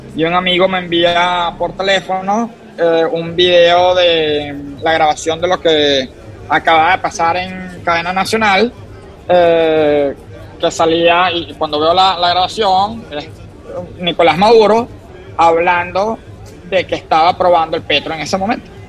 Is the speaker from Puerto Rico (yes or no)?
no; Venezuela; moved away as an adult; also born or lived in Boston, United States; now in San Francisco, United States; como venezolano que me regresé al país